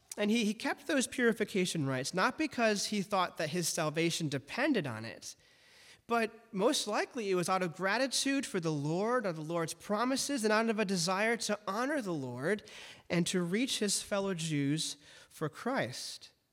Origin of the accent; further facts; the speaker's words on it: Detroit, Michigan, United States; I grew up in Detroit, also known as the Motor City